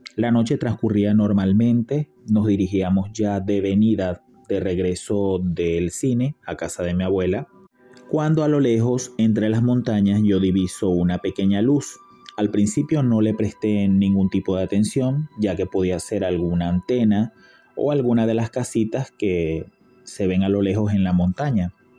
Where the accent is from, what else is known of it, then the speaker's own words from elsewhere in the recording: Venezuela; now in Buenos Aires, Argentina; soy de Venezuela pero vivo actualmente en Buenos Aires, Argentina.